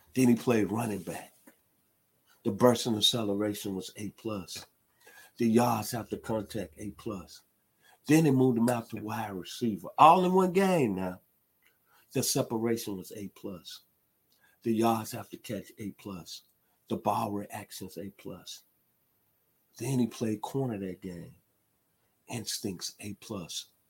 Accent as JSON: {"language": "English", "town": "Memphis", "region": "Tennessee", "country": "United States", "tie": "born or raised there", "said": "my hometown, which is Memphis, Tennessee, the 901"}